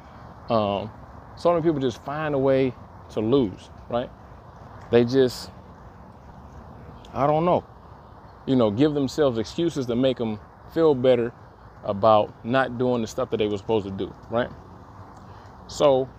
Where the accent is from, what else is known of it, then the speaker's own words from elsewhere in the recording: Detroit, Michigan, United States; I am from Detroit